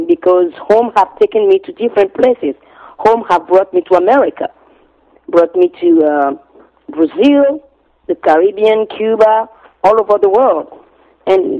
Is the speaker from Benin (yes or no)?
yes; Cotonou, Littoral, Benin; moved away; also born or lived in Ouidah; I grew up on the main in the harbor city, Cotonou, and I'm originally from Ouidah because my father is from Ouidah